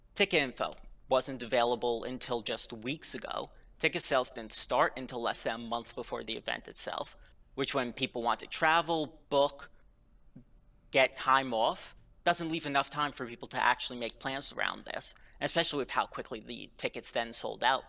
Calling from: Princeton, New Jersey, United States; I'm calling from Princeton, New Jersey

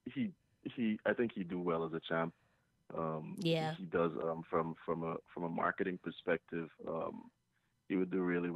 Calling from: Long Island, New York, United States; I'm calling from Long Island, New York.

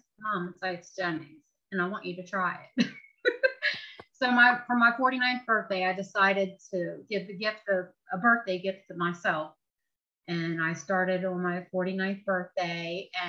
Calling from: Chambersburg, Pennsylvania, United States; I'm calling from a small town in Pennsylvania called Chambersburg.

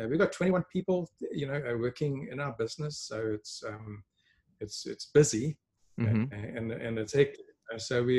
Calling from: Sedgefield, Western Cape, South Africa; Well, today, Gerard, I'm connecting from a small town. It's actually called Slowtown, Sedgefield in Western Cape in South Africa. I normally live in Johannesburg

